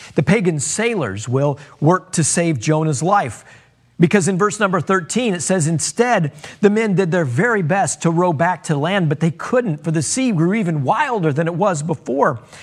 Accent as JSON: {"language": "English", "country": "United States", "said": "as Americans"}